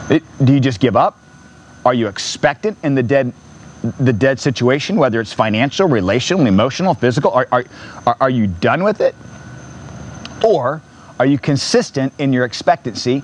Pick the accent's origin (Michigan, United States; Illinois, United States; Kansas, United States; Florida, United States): Florida, United States; Merritt Island; I grew up in Merritt Island, Cocoa Beach area